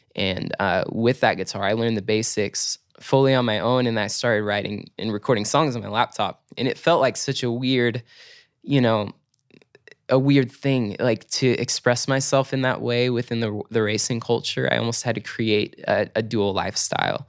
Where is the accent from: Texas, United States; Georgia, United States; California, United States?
California, United States; Chico; also born or lived in Torrance, California; Chico, California, honestly, that's home for me. Like, I call Chico my hometown